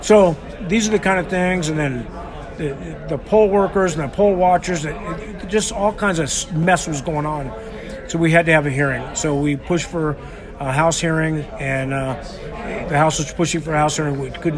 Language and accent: English; California, United States; also born or lived in New York; And moved to California with my parents, and then my folks split up when I was in the six